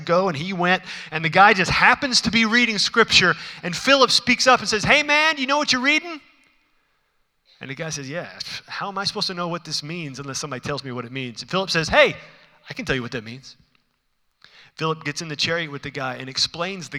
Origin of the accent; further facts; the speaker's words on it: Houston, Texas, United States; I'm from Houston